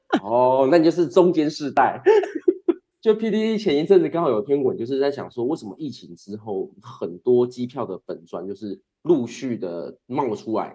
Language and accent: Chinese; Kaohsiung, Taiwan; now in Tainan, Taiwan; 我的身份证开头也，S S，也是高雄人，但是我现嗯。在长居台南啊